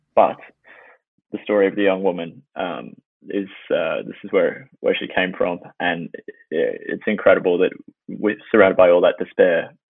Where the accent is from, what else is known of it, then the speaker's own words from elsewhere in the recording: Melbourne, Victoria, Australia; moved away as an adult; now in Los Angeles, United States; I started in Melbourne, Australia, and I did all my schooling there